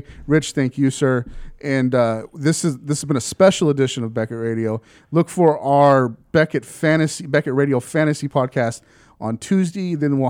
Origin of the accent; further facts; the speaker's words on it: Texas, United States; I'm from Texas, right?